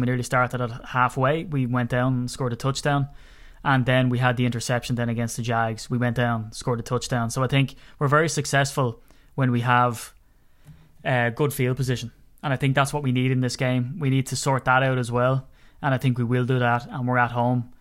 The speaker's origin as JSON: {"language": "English", "country": "Ireland", "said": "I'm Irish"}